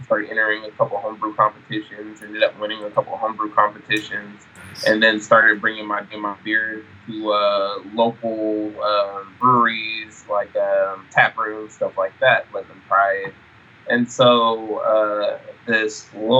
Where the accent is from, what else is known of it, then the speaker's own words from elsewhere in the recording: Sacramento, California, United States; I'm originally from Sacramento, California